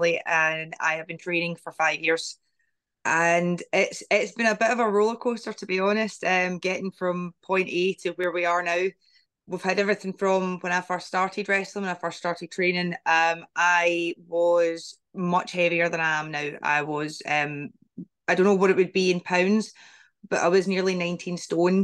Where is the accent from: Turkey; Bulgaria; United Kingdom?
United Kingdom; Glasgow, Scotland; I got the chance to work in my home country, Scotland